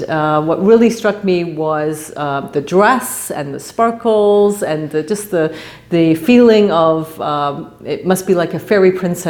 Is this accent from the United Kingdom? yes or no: yes; England, United Kingdom; now in Canada; I'm originally from England